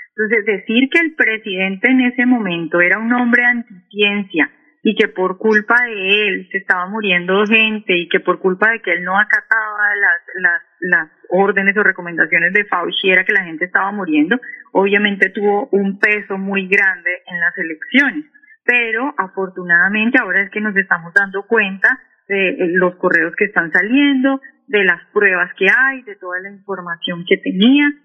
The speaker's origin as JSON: {"language": "Spanish", "town": "Cali", "region": "Valle del Cauca", "country": "Colombia", "moved": "yes", "lives_now": "Washington, D.C., United States", "said": "Yo soy caleña"}